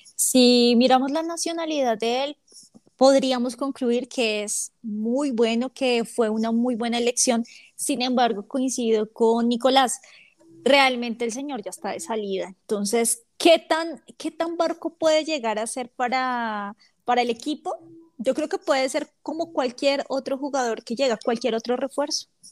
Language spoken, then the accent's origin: Spanish; Bogotá, Colombia; yo soy de Bogotá